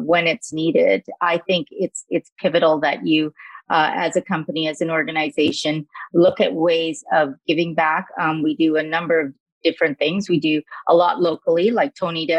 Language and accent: English; Calgary, Alberta, Canada; also born or lived in Sri Lanka; I was born in Sri Lanka, actually, but I came to Canada when I was very, very young, 3 years old. And I've lived in Calgary for almost all of my life